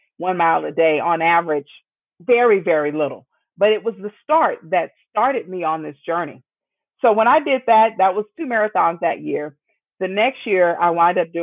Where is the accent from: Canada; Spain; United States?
United States; Midwest; born and raised in the Midwest